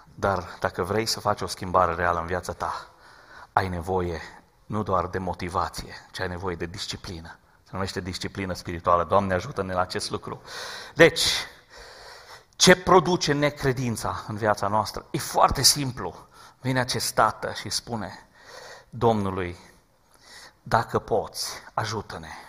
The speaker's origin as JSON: {"language": "Romanian", "country": "Romania", "said": "Și eu sunt român ca și voi"}